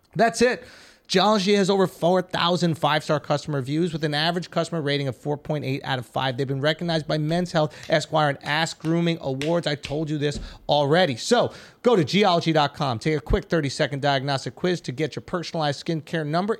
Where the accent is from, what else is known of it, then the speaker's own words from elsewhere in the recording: New York, United States; I'm from New York.